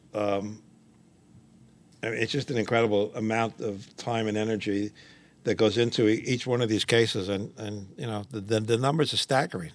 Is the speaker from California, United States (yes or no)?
no; New York City, New York, United States; I grew up in Washington Heights, up in Manhattan